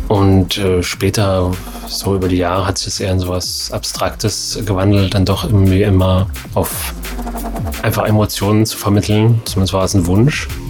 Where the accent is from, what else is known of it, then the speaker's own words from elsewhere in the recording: Erfurt, Thuringia, Germany; now in Leipzig, Germany; bin ich ja in Erfurt aufgewachsen